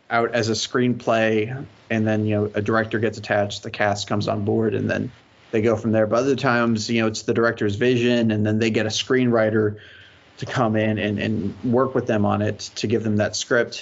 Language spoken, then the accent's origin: English; Houston, Texas, United States; I'm from Houston